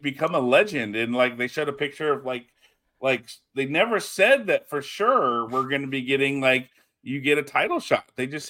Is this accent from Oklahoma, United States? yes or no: no; Texas, United States; we can make fun of Austin because we're Texan.